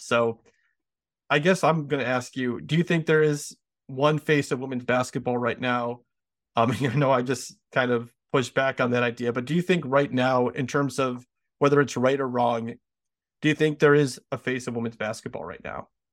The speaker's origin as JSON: {"language": "English", "country": "United States"}